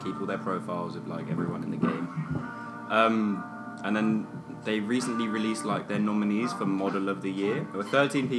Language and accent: English; London, United Kingdom; I am from Peckham, Southeast London. Real Peckham, not Peckham Rye.